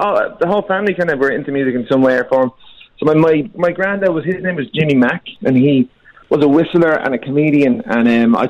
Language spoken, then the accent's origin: English; Dublin, Leinster, Ireland; growing up in Dublin as well, growing up and playing in pubs really helps